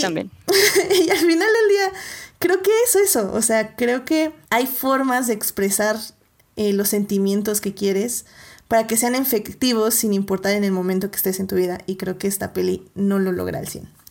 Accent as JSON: {"language": "Spanish", "country": "Mexico", "said": "nosotros como mexicanos"}